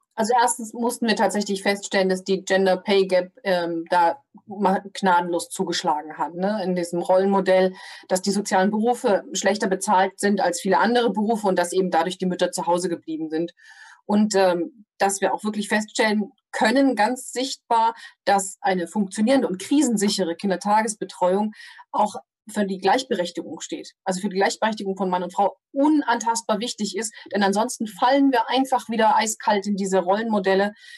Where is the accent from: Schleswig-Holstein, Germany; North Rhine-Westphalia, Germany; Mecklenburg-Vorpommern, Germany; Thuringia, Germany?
Thuringia, Germany; Ich komme aus Thüringen